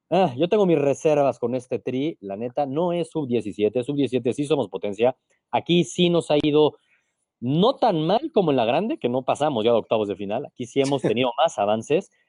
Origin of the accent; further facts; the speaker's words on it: Mexico; somos mexicanos y hay que confiar